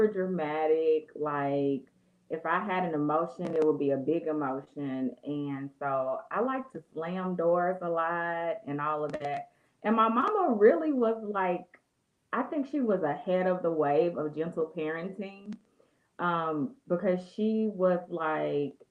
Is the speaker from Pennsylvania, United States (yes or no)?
no; Little Rock, Arkansas, United States; also born or lived in Elaine, Arkansas; I was born in Elaine, Arkansas, but I was raised from first grade on in Little Rock.